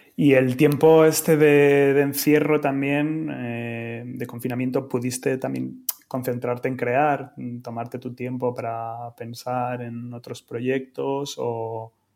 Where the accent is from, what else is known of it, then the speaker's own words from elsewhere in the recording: Madrid, Community of Madrid, Spain; soy de Madrid